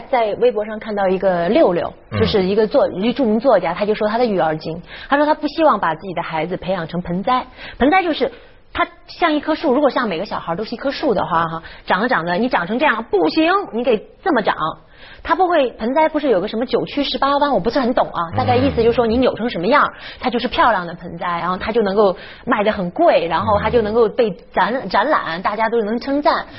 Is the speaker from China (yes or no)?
yes; China; 我们中国人都爱说居安思危